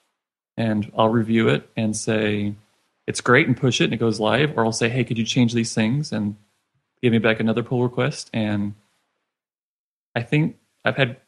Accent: Richardson, Texas, United States; I'm from Richardson, Texas, and just north of Dallas area.

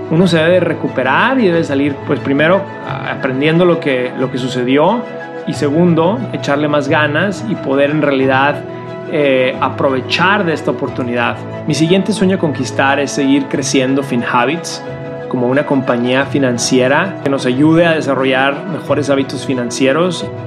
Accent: Ciudad Juárez, Chihuahua, Mexico; also born or lived in El Paso, United States; Yo nací en la frontera, en El Paso y Ciudad Juárez, y ahí viví hasta los 18 años.

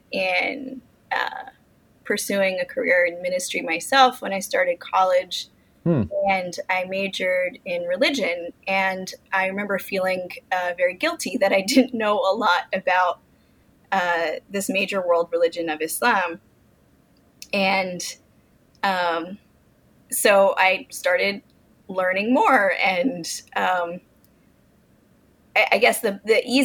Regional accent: Mitchellville, Maryland, United States; I grew up in Mitchellville, Maryland, which is just outside of D.C.

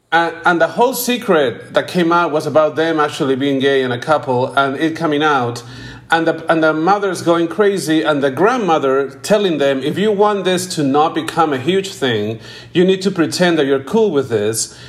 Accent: Peru; I came from Peru. You know, I, am I'm, I'm I'm in Peru right now.

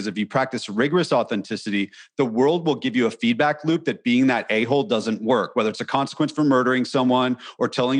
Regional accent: California, United States; moved away as an adult; also born or lived in Nashville, Tennessee; I'm from California

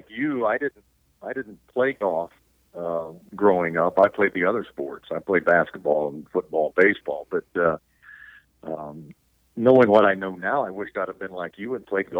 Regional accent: Anderson, Indiana, United States; I grew up in Anderson, Indiana

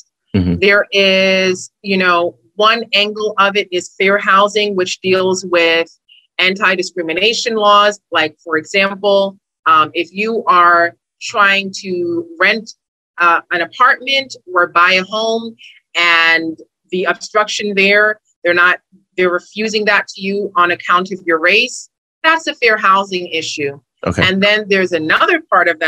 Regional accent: New York City, New York, United States; I'm a Brooklyn girl. I grew up in Brooklyn in New York

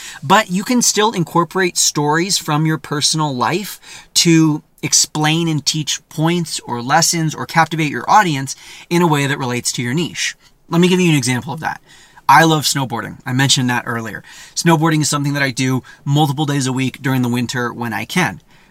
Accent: California, United States; You know, that's where I'm from. It's a lot easier to be like, yeah, I'm a Californian.

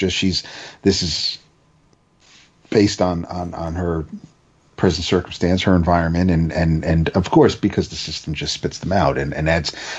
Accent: United States; as an American

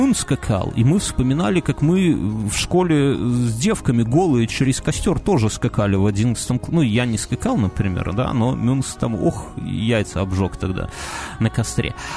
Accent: Belarus; мы белорусы

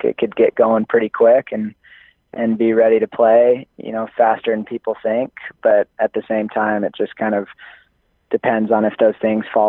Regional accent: Utah, United States; I'm from Utah

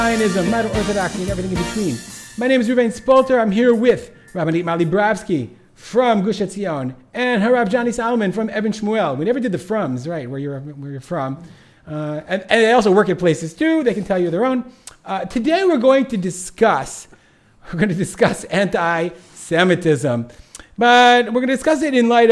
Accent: Detroit, Michigan, United States; I'm from Detroit, suburban Detroit

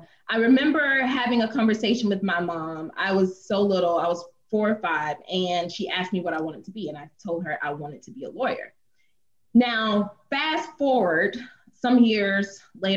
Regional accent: Gainesville, Florida, United States; my hometown in Gainesville, Florida

